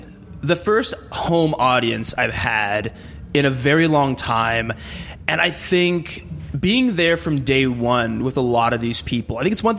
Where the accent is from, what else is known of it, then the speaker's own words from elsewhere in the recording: West Coast, United States; I was from the West Coast